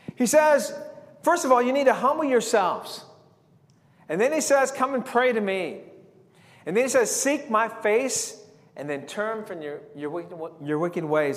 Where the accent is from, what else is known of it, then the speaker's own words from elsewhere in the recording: San Diego, California, United States; growing up in San Diego